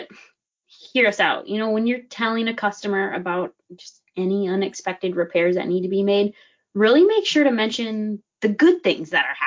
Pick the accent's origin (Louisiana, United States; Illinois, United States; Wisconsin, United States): Wisconsin, United States; moved away; I'm from Wisconsin, and back home there was a shop that every single time, like my parents had an issue with their car